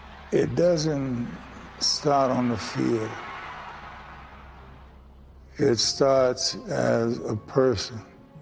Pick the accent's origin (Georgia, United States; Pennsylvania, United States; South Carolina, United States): Georgia, United States; St. Simons Island; I'm from St. Simon's Island, Georgia, and my grandmother was working for this white family there as a domestic.